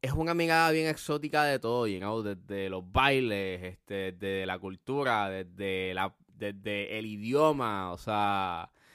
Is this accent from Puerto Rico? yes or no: yes; Puerto Rico; uno como puertorriqueño